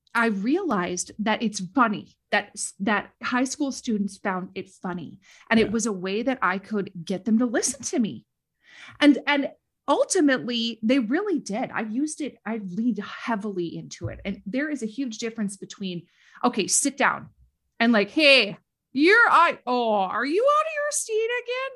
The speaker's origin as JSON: {"language": "English", "region": "Minnesota", "country": "United States", "tie": "born or raised there", "also_born_or_lived": "Washington D.C.", "accent": "Minnesota", "said": "I was not born in the Midwest, but I moved here as a very young child. I moved to Minnesota when I was 4"}